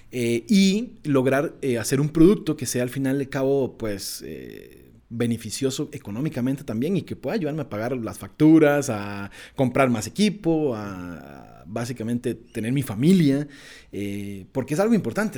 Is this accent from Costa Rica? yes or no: yes; Esparza, Puntarenas, Costa Rica; moved away; also born or lived in Escazú, San José; nací en un pequeñísimo pueblo en el Pacífico el Pacífico Central de Costa Rica, que se llama Esparza, más específicamente en un pueblito que se llama Marañonal